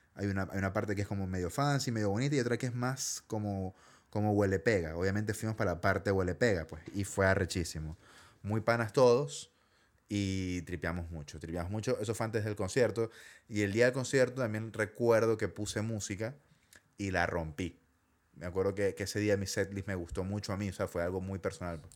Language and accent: Spanish; Maracaibo, Zulia, Venezuela; now in Chile; yo era como el único de Maracaibo en el crew